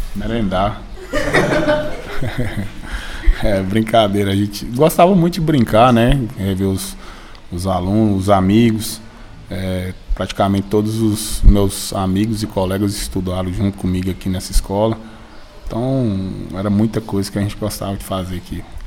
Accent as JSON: {"language": "Portuguese", "town": "Paracatu", "region": "Minas Gerais", "country": "Brazil", "tie": "born or raised there", "said": "sou aqui do bairro Paracatuzinho, nascido e criado aqui."}